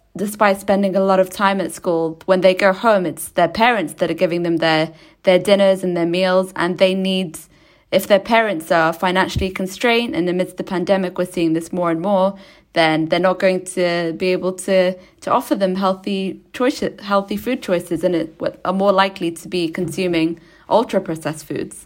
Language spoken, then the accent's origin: English; United Kingdom; my hometown here in the UK